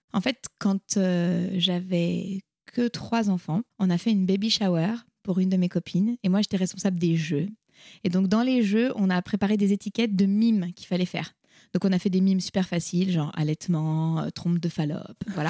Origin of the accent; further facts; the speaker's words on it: France; also born or lived in United States / India; Je suis française, mais mon père est italien